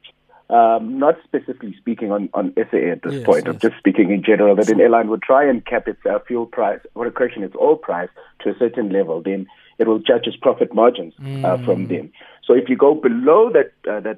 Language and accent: English; Soweto, Gauteng, South Africa; also born or lived in Springs (Duduza), Gauteng / Eshawela Mafletini; I grew up in Protea North in Soweto. Sure. Actually born Eshawela Mafletini, and grew up in Springs at Duduza, then moved all the way back to Soweto, the Protea North